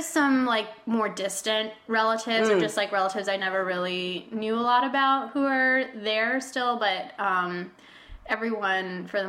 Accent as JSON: {"language": "English", "town": "Walnut", "region": "California", "country": "United States", "tie": "born or raised there", "also_born_or_lived": "San Francisco Bay Area, California", "first_language": "Spanish", "second_language": "English", "moved": "as an adult", "lives_now": "New York, United States", "said": "Okay, I'm from a town outside of Los Angeles, California, a city called Walnut."}